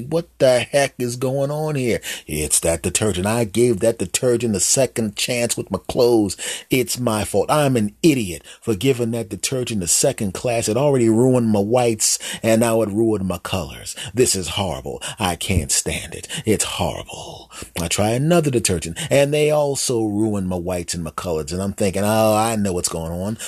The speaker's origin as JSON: {"language": "English", "town": "Philadelphia", "region": "Pennsylvania", "country": "United States", "tie": "born or raised there", "said": "my hometown of Philadelphia"}